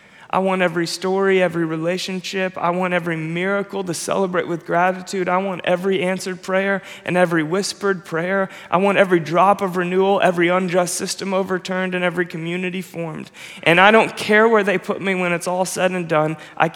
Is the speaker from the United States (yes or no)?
yes; Nashville, Tennessee, United States; also born or lived in Florida / Chicago / New York City; I was born in Nashville. That was home for me for my whole childhood. My family moved, and then I went to high school in Florida.